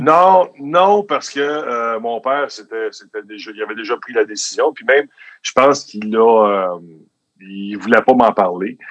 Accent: Pincourt, Quebec, Canada; j'étais un gars de Pincourt

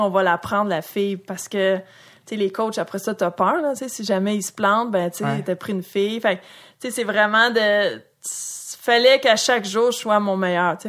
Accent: Saint-Jean-sur-Richelieu / Châteauguay, Quebec, Canada; j'ai grandi à Saint-Jean ou à Châteauguay

